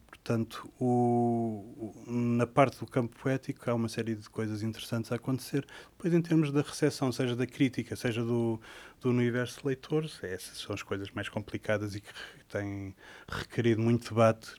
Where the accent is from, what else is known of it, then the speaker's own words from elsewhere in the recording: Sintra, Lisbon, Portugal; eu sou de Sintra, de uma, hoje em dia é uma vila que se chama Monte Lavar